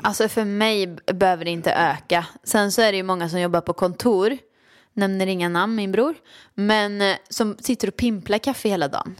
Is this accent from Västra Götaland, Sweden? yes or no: yes; Åmål, Västra Götaland, Sweden; now in Stockholm, Sweden; jag kommer ju från Åmål och det var ett jättestort steg för mig att flytta till Stockholm